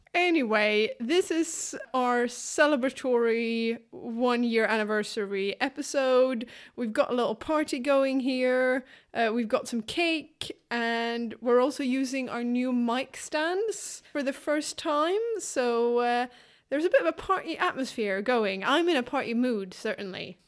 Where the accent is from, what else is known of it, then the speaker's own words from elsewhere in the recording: Skåne, Sweden; I'm from Skåne myself and I, I never miss an opportunity to be a little bit patriotic about our province